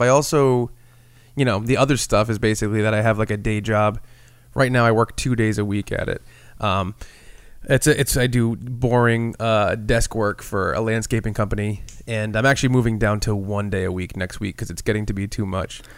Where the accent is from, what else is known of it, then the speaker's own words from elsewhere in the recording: Rhode Island, United States; we're from Rhode Island and we're around New England